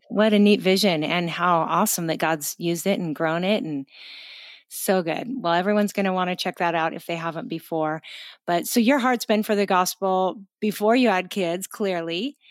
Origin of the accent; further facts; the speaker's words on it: Pacific Northwest, United States; ended up up in the Pacific Northwest where I grew up